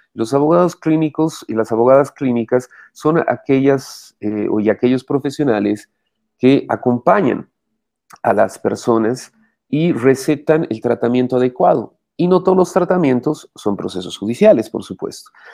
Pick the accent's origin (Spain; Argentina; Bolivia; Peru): Bolivia; Cochabamba; soy cochabambino, estudié en el Colegio Loyola